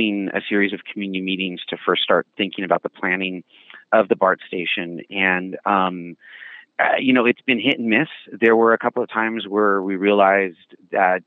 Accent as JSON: {"language": "English", "town": "San Jose", "region": "California", "country": "United States", "tie": "born or raised there", "also_born_or_lived": "Taunton, Massachusetts", "said": "I was originally born in Massachusetts, in Taunton, and came out with my family to San Jose when I was four. And for a little bit grew up around Five Wounds and then in other parts of San Jose"}